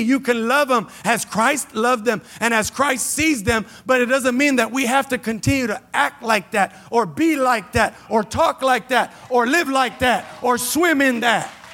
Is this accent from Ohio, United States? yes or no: no; Los Angeles, California, United States; I was born in Los Angeles, raised in Keystone, ran the streets of Jameson. L A is my home